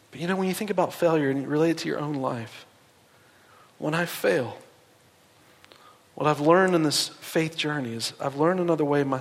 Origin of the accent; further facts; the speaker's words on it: East Coast, United States; Uh, I'm from the East Coast. When I moved out here, the mountains, man. Seeing the mountains just blew me away.